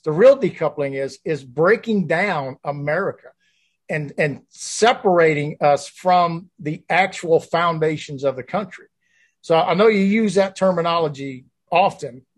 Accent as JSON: {"language": "English", "region": "the South", "country": "United States", "tie": "born or raised there", "said": "I grew up in the South"}